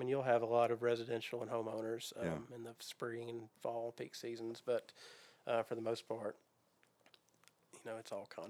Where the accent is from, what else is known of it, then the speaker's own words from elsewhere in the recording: Goodlettsville, Tennessee, United States; I am. I grew up in Goodlettsville.